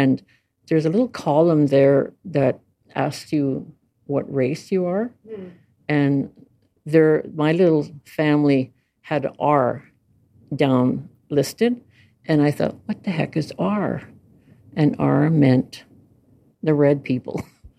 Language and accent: English; Winnipeg, Manitoba, Canada; This is the 1960s that I grew up here in Winnipeg, and actually we lived in this part of town in the North End, not too far from here. went to school, schools around here